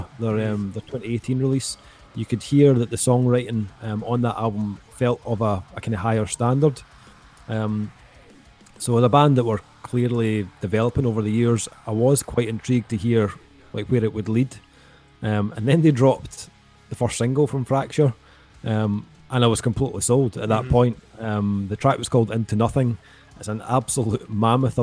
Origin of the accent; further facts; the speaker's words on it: Scotland, United Kingdom; Both being Scottish